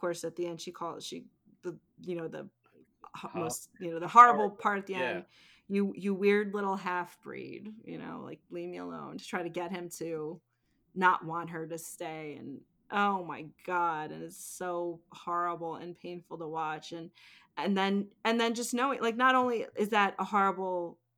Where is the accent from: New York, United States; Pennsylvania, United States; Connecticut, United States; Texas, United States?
Pennsylvania, United States; the Poconos; I grew up in the Poconos, like in the mountains